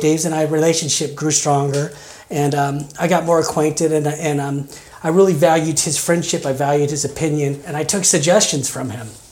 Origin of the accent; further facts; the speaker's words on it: Kansas, United States; moved away as an adult; also born or lived in Colorado / Arizona / Las Vegas, Nevada; now in Oregon, United States; I grew up in Kansas. Uh, I, I stayed there uh, pretty much my first 25 years.